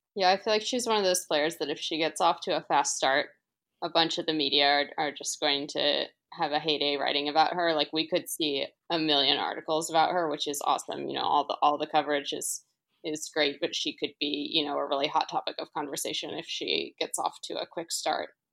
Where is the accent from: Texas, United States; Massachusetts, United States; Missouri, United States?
Missouri, United States; St. Louis; I grew up in Saint Louis